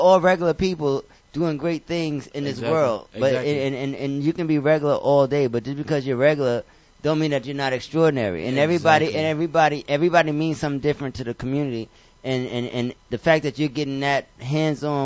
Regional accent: New York City, New York, United States; I'm from the fucking Bronx, but at the end of the day, I'm from New York

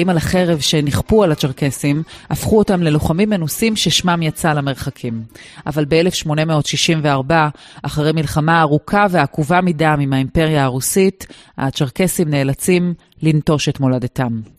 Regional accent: Rehaniya, Northern District, Israel; בן הכפר יחניה.

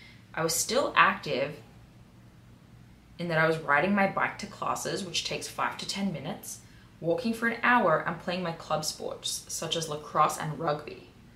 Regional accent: New York, United States; I got an internship that takes place in Las Vegas. I'm from New York

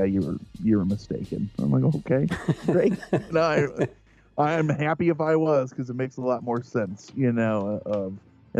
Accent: Central Illinois, United States; I'm from Central Illinois. So if you walk out our back door, 100 feet away is the beginning of the cemetery.

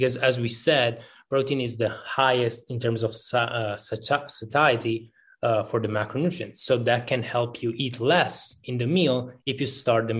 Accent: Italy; also born or lived in Kosovo; Technically speaking, I am from Italy

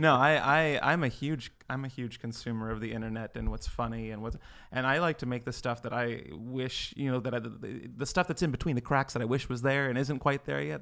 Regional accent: Livermore, California, United States; now in Los Angeles, United States; I grew up in uh, in Livermore, uh, California, very small town

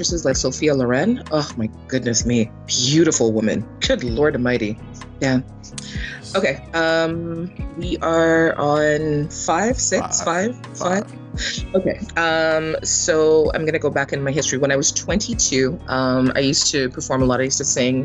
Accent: Canada; also born or lived in Jamaica; we migrated to Canada from Jamaica, my mom settled us in a predominantly Russian Jewish area

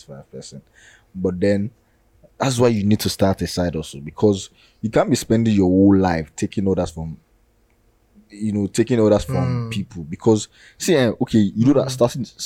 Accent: Nigeria; As a Nigerian

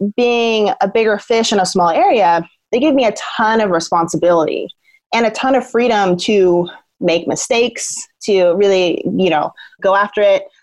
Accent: Southern Oregon, United States; I was born in Southern Oregon, in a more kind of white, affluent area, and I'm biracial.

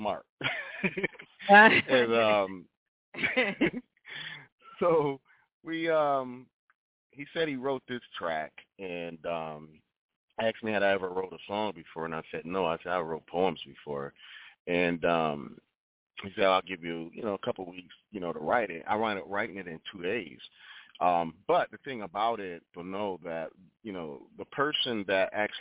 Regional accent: Rochester, New York, United States; now in Atlanta, United States; I'm originally from Rochester, New York, and my sister and I, we used to sing at different churches throughout the city at the age of 5 and 6 years

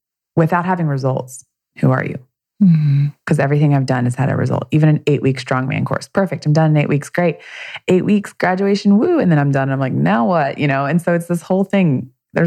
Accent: the South, United States; I grew up in the South

